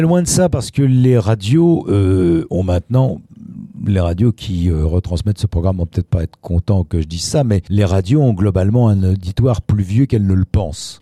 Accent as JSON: {"language": "French", "town": "Paris", "region": "Île-de-France", "country": "France", "said": "en tant que parisien"}